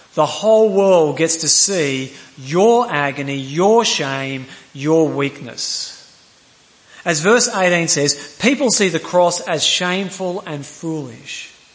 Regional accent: Queensland, Australia; I'm a Queenslander

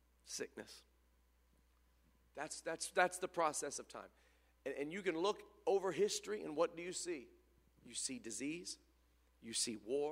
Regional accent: Memphis, Tennessee, United States; I was born in Memphis

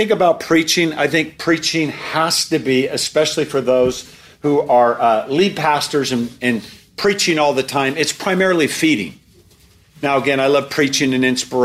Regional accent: Portland, Oregon, United States; I'm from Portland, Oregon.

